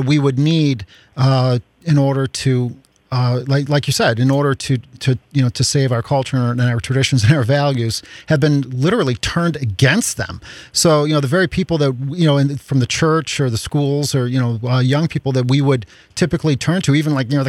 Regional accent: Chicago, Illinois, United States; I grew up Irish Catholic on the South Side of Chicago

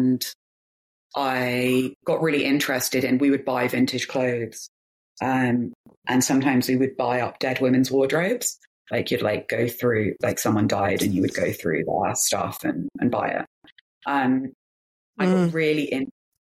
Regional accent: London, United Kingdom; also born or lived in Manchester; I grew up in clubs in London

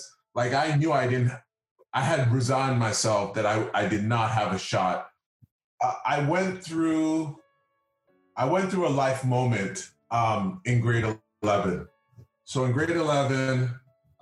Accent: Toronto, Ontario, Canada; I am from the community of Rexdale

